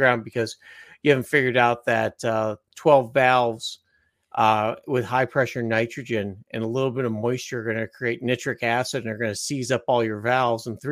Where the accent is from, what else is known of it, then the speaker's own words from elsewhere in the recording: Chicago, Illinois, United States; now in Fort Wayne, United States; I grew up in Chicago. I've been a Bears fan all my life